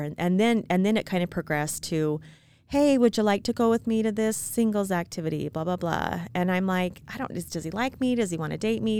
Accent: Utah, United States; I was born and raised in Utah, very small town.

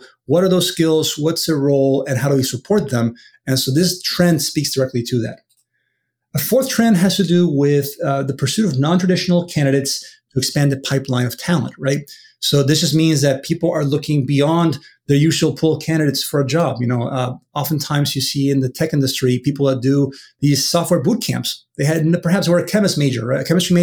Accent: Venezuela; now in United States; I'm from Venezuela originally, but I've been in the U.S. now for many, many, many years.

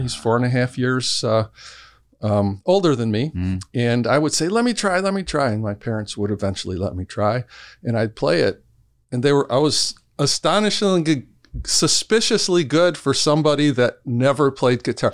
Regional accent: Allen Park, Michigan, United States; I'm from actually from Allen Park, Michigan. So I grew up uh, mm. downriver.

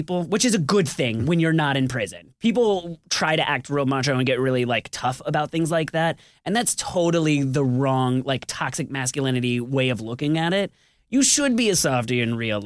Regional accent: Tampa, Florida, United States; moved away as an adult; also born or lived in Brooklyn, New York; now in Atlanta, United States; I was born in Tampa, Florida

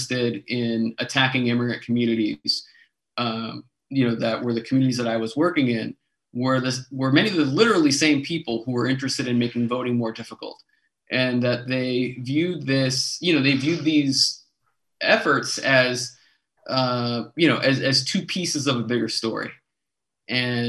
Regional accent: New York City, New York, United States; moved away as an adult; also born or lived in Durham, North Carolina; now in North Carolina, United States; I was born and raised in the Bronx, New York. Lived there till I was 18

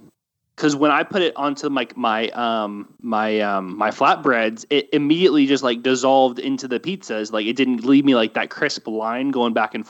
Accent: Florida, United States; I'm from Florida and my wife is half Cuban.

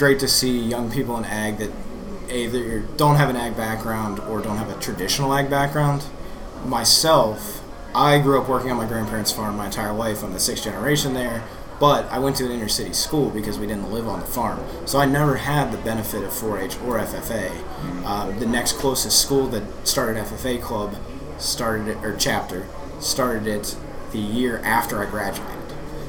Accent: Washington County, Pennsylvania, United States; I'm from Washington County, which is down in the southwestern part

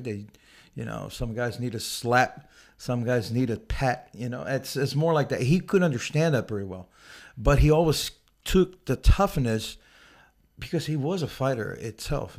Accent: Rio de Janeiro, Brazil; moved away; I grew up in the South Zone of Rio

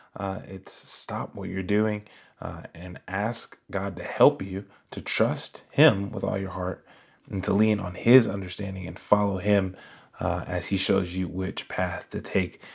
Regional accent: Raleigh, North Carolina, United States; I was born in Raleigh, North Carolina, and, uh, I was one of those kids that was always in church

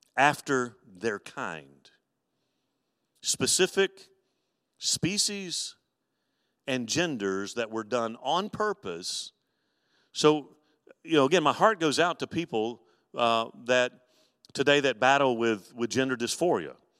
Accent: Mobile, Alabama, United States; growing up in Mobile, Alabama

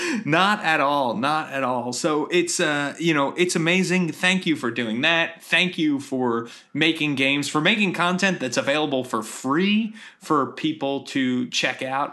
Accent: Philadelphia, Pennsylvania, United States; also born or lived in Atlanta; now in Silver Spring, United States; I'm from the Philadelphia area originally

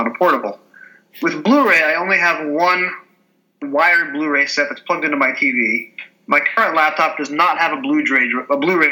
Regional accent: United States; as an American

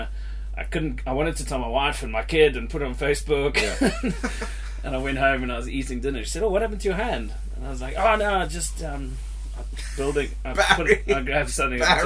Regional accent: Zimbabwe; now in United Kingdom; I grew up in Zimbabwe fishing little lakes and big lakes, Lake Kariba

